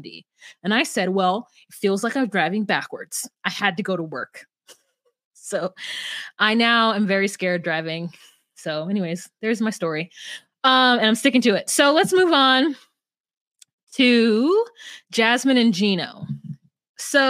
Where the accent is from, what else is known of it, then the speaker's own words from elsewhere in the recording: California, United States; moved away as an adult; now in Minnesota, United States; I'm a Californian to my core